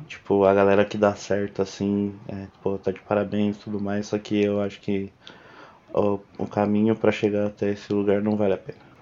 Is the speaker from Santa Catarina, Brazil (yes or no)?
no; São Bernardo do Campo, São Paulo, Brazil; also born or lived in Santo André; eu sou de Bernardo, de São Bernardo do Campo. Eu nasci em Santo André, mas eu só nasci lá, nunca nem morei lá